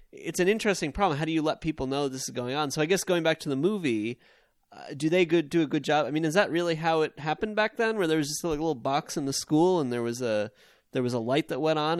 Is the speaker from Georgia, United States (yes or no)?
no; Long Island, New York, United States; I grew up on Long Island